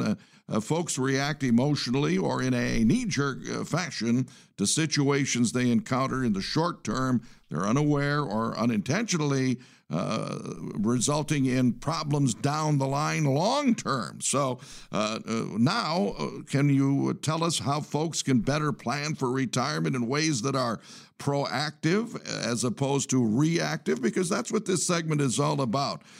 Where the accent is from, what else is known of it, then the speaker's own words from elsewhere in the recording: Detroit, Michigan, United States; I'm from the Detroit area